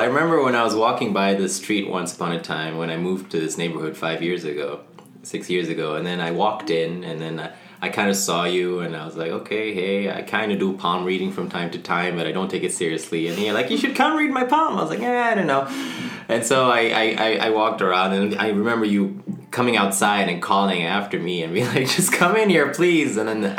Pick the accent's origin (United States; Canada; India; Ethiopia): Ethiopia; moved away as an adult; also born or lived in Sahara; I was born in Africa. My mom's from Mauritania, which is in West Africa. My dad is Dutch. And they met in the Sahara Desert, and I was born there. And then when I was two, we moved to Ethiopia on the other side of Africa. And I grew up there till I was 18.